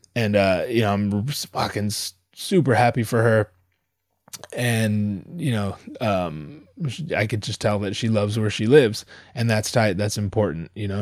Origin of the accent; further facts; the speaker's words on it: Southern California, United States; also born or lived in Anaheim; I come from Southern California.